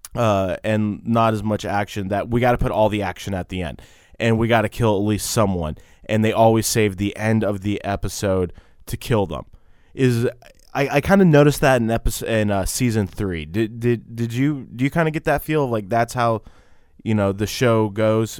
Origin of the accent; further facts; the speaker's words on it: Texas, United States; we're from Texas